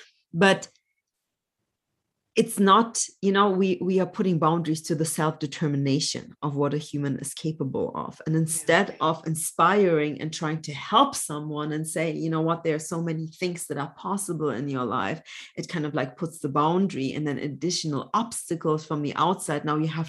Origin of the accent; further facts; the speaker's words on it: Germany; also born or lived in Poland; So I was born in Poland, but grew up mostly in Germany. When I was 4.5, my parents had to flee Poland.